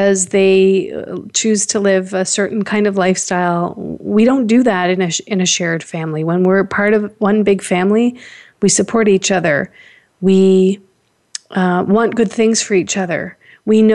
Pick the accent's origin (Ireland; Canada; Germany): Canada; Toronto, Ontario; I was born here in Toronto.